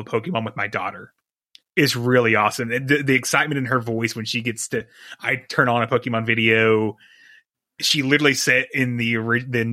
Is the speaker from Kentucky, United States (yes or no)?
yes; East Kentucky, United States; I grew up in East Kentucky